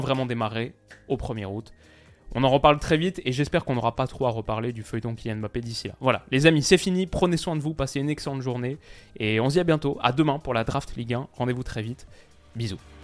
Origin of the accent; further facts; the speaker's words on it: France; en tant que Français